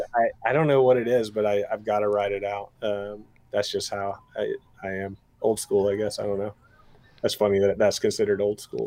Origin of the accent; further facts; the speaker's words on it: East Tennessee, United States; I'm from East Tennessee